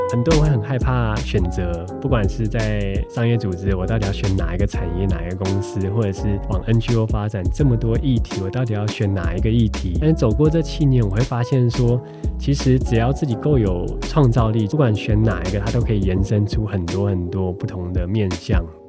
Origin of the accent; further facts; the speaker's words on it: Taiwan; 他们知道我从台湾来